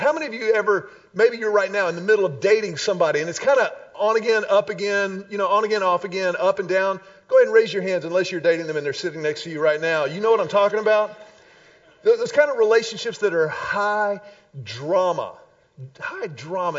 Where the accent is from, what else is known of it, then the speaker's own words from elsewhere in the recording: Houston, Texas, United States; when I was a wee little lad growing up in Houston